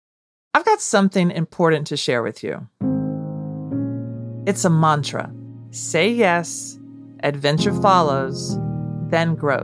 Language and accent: English; Nashville, Tennessee, United States; a girl growing up in Nashville